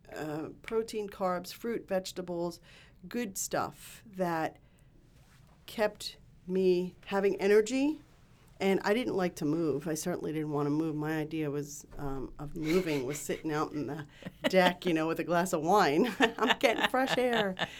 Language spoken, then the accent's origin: English; New York City, New York, United States; I grew up in Queens, New York